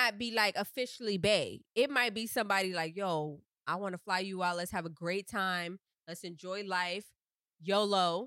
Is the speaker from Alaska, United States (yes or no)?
no; Miami, Florida, United States; me being from Miami